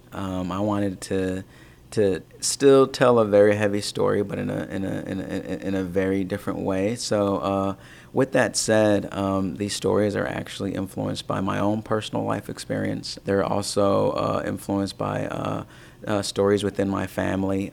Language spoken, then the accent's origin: English; Tanzania; my home country of Tanzania